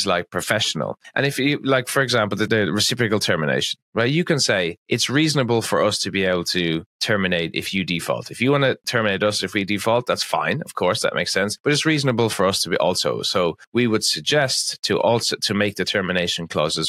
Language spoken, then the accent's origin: English; Ireland; Being Irish